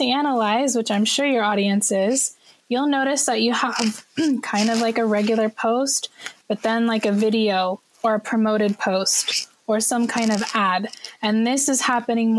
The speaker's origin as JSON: {"language": "English", "region": "California", "country": "United States", "moved": "yes", "lives_now": "Shanghai, China", "said": "I'm a Californian, but I happen to live in Shanghai, China"}